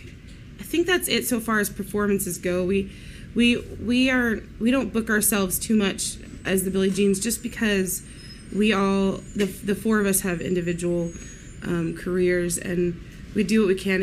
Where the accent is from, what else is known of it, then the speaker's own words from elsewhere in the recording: Katy, Texas, United States; also born or lived in Houston, Texas; Born in Houston, moved to Katy when I was almost 7 years old.